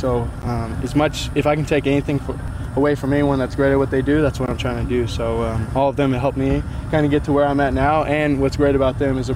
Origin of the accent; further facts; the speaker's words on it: Salinas, California, United States; played at Salinas High School with Coach Zank